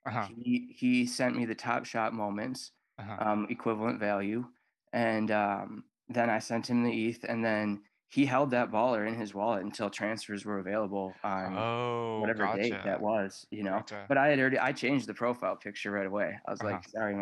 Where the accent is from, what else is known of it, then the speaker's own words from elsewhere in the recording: Woodbury, Minnesota, United States; I'm from Woodbury, Minnesota